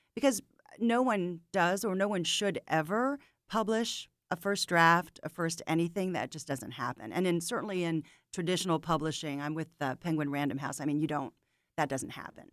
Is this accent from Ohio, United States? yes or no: no; St. Pete Beach, Florida, United States; moved away as an adult; now in Atlanta, United States; I grew up on St. Pete Beach, which is on the west coast of Florida